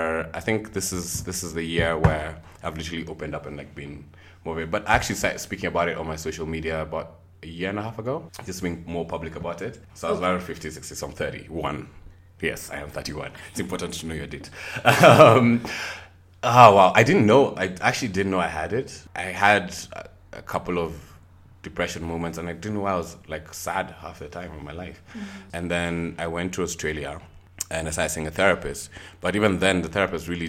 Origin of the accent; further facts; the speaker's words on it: Nairobi, Kenya; also born or lived in Nyeri; I am from Nairobi, Kenya. Also from Nyeri as well